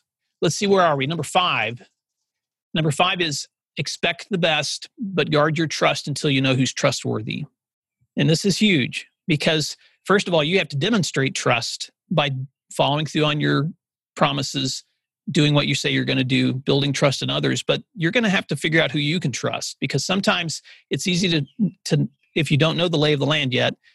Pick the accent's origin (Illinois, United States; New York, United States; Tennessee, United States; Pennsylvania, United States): Tennessee, United States; West; I grew up out in West Tennessee